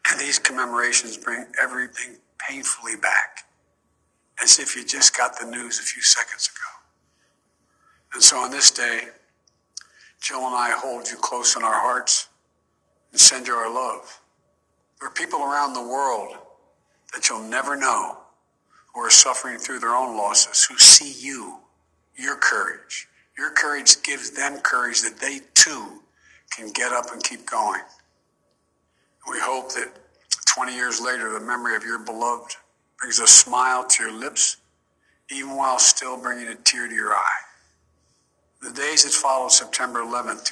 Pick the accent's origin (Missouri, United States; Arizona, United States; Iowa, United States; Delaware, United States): Delaware, United States; my friend Davis, who I grew up with in Delaware.